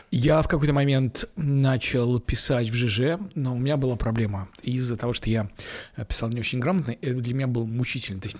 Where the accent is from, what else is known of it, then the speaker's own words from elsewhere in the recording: Ulyanovsk, Ulyanovsk Oblast, Russia; Мне тоже было странновато, потому что я приехал из Ульяновска, а там, ну, то есть там...